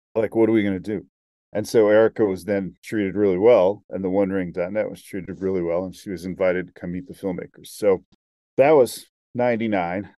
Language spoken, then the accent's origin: English; Salt Lake City, Utah, United States; I'm from Salt Lake City